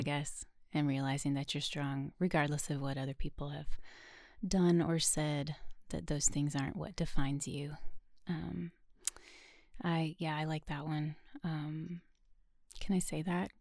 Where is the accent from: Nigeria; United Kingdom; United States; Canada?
United States; Chehalis, Washington; moved away as an adult; also born or lived in Tennessee; now in Nashville, United States; I'm actually from a tiny town called Chehalis, Washington